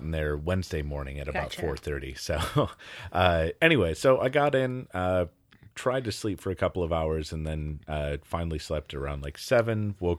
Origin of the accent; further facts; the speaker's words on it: Wisconsin, United States; Chicago is an area that I know pretty well, considering I was